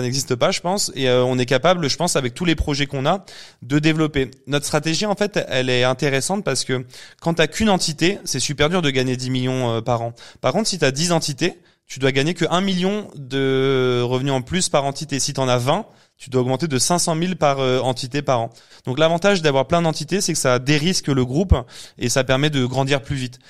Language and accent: French; Paris, Île-de-France, France; suis parisien